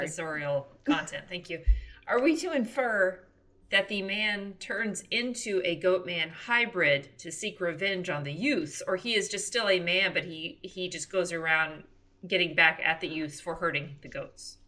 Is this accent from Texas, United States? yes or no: yes; Texas, United States; moved away; growing up in Texas